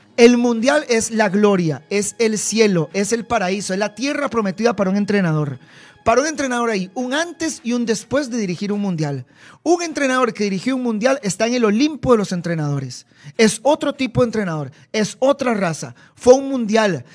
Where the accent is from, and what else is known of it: Costa Rica